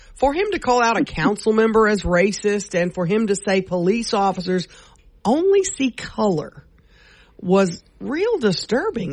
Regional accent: Louisiana, United States; we're from Massachusetts, and we're from Louisiana

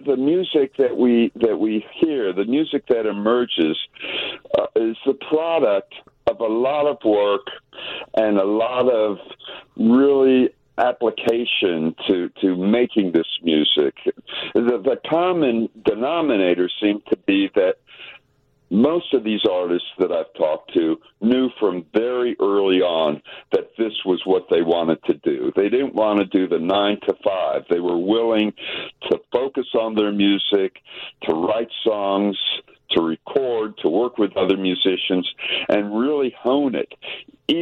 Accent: Tennessee, United States; I'm from Tennessee

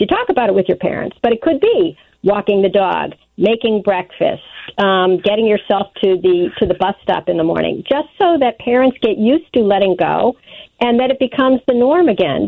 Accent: Wilmette, Illinois, United States; now in New York, United States; I grew up in Wilmette

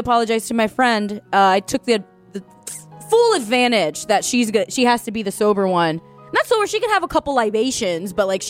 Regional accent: Orlando, Florida, United States; growing up in Orlando, I've had the privilege of never paying for a Disney ticket.

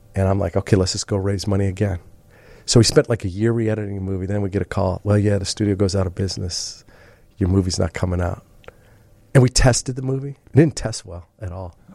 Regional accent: Mount Prospect, Illinois, United States; also born or lived in Humboldt Park, Chicago; I grew up in, uh, Mount Prospect

